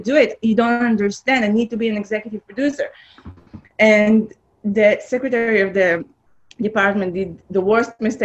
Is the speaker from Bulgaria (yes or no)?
no; Israel; English is a second language; now in Los Angeles, United States; I'm from Israel. I grew up in a small town, very agricultural town